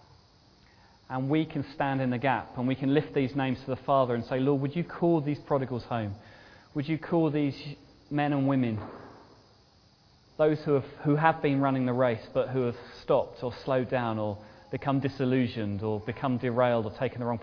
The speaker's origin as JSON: {"language": "English", "country": "United Kingdom", "said": "we're very British"}